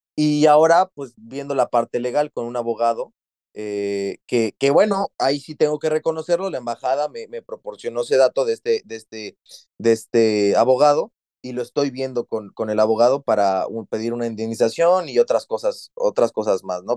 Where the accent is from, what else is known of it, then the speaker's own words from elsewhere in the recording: Mexico; moved away as an adult; also born or lived in Xalapa, Veracruz; now in Dublin, Ireland; nos fuimos de México porque hay inseguridad